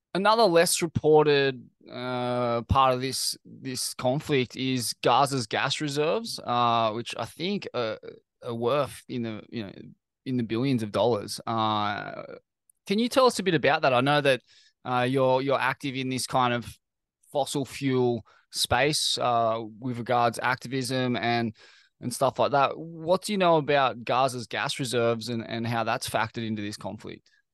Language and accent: English; Sydney, New South Wales, Australia; I grew up in Bondi